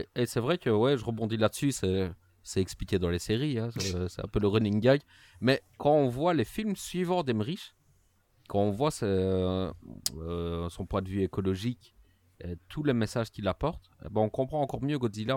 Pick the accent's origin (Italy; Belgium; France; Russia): Belgium; Liège, Wallonia; accent: Liégeois; mon accent liégeois pour bien montrer que je suis belge